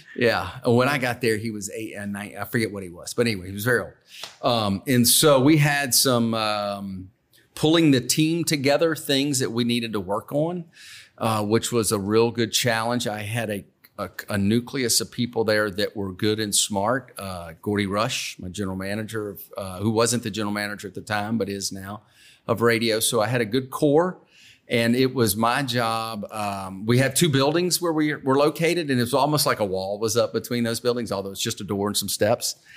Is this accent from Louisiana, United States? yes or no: yes; Baton Rouge, Louisiana, United States; born and raised in Baton Rouge.